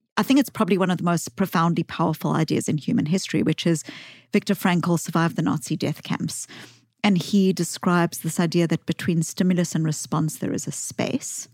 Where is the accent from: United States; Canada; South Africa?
South Africa; accent: South African; I grew up as a white child in the white suburbs of apartheid South Africa